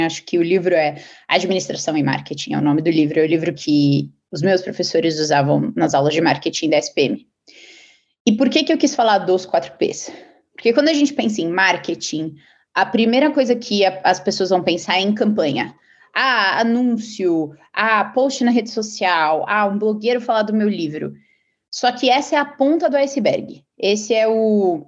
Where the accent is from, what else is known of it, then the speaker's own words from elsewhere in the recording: São Paulo, Brazil; moved away as an adult; now in Silicon Valley, United States; eu sou paulista.